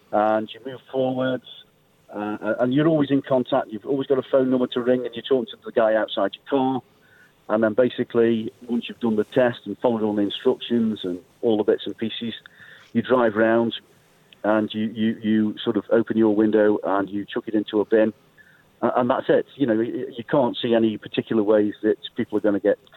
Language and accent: English; Stoke-on-Trent, West Midlands, United Kingdom; I'm from Stoke-on-Trent.